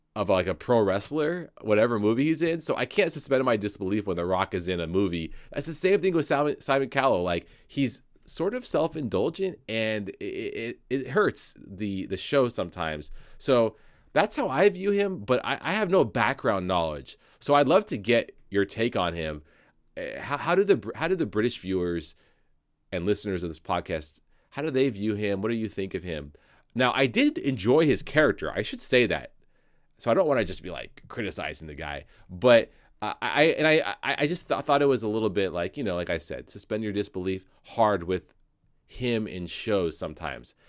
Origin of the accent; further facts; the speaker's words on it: United States; as an American